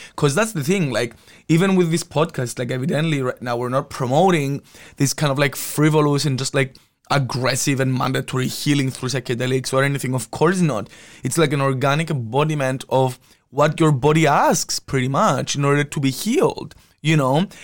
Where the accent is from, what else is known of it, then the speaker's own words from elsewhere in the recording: Cyprus; moved away as an adult; now in Amsterdam, Netherlands; I was born and raised in Cyprus